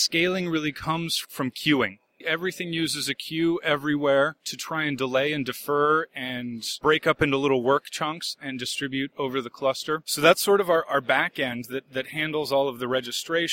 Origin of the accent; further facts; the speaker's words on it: Seattle, Washington, United States; I'm originally from the Seattle, Washington area